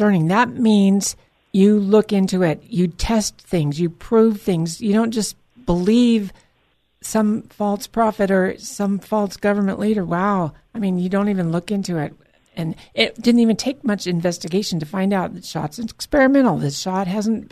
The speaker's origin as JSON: {"language": "English", "area": "Central Valley, near Clovis", "region": "California", "country": "United States", "said": "I'm from the Central Valley, as a matter of fact, which is where you live, and near Clovis, which is near Fresno"}